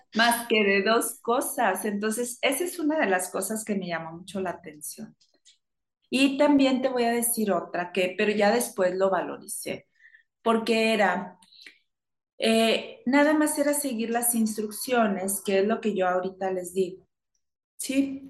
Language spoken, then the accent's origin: Spanish; Chihuahua, Mexico; moved away as an adult; now in Monterrey, Mexico; Principalmente soy de Chihuahua, después me vine para acá, para Monterrey